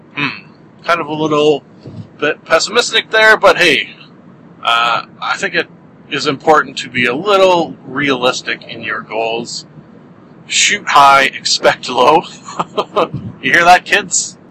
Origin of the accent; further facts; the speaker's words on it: Canada; being Canadian